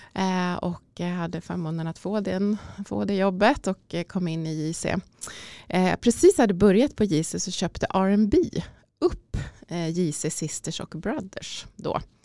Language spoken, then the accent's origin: Swedish; Ärentuna, Uppsala County, Sweden; min resa börjar uh, i Ärentuna utanför Uppsala skulle jag säga då, där jag är uppvuxen